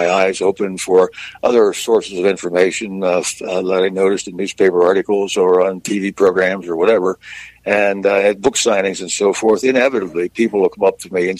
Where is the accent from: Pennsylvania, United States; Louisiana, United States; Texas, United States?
Pennsylvania, United States; Centre Hall; moved away as an adult; also born or lived in Ohio / Princeton, New Jersey; growing up in Central Pennsylvania